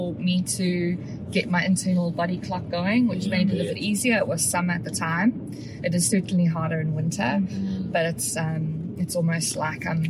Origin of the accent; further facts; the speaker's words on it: South Africa; moved away; I'm South African and a lot of my loved ones in the UK